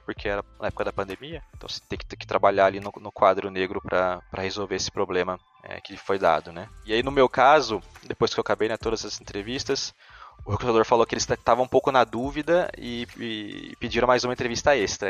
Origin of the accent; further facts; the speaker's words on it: São Bento do Sapucaí, São Paulo, Brazil; moved away as an adult; also born or lived in São José dos Campos; now in Zurich, Switzerland; sou natural de São Bento do Sapucaí, é no interior de São Paulo, uma cidadezinha bem pequena perto do sul de Minas ali